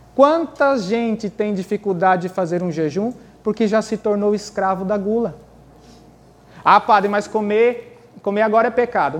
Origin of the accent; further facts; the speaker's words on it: Brazil; eu sou brasileiro, nascido da terra de Santa Cruz